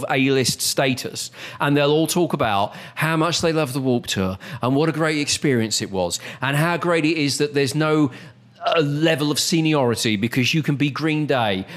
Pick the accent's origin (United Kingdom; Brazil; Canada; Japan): United Kingdom; accent: British; moved away as an adult; now in United States; I'm a Brit